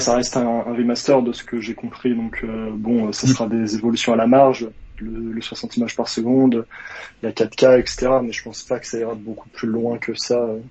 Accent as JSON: {"language": "French", "area": "Savoie", "region": "Auvergne-Rhône-Alpes", "country": "France", "said": "je viens euh, de Savoie"}